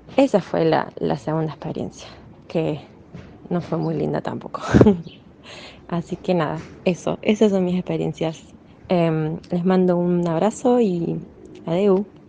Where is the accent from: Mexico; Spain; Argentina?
Argentina; yo soy de Argentina